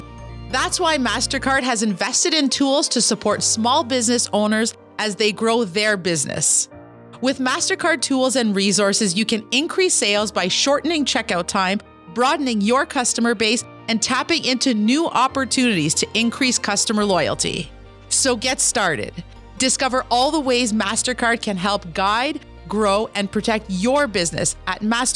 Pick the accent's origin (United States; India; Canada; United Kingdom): Canada; Kitigan Zibi, Quebec; I'm an entrepreneur from Kitigan, Zibi, Anishinaabe.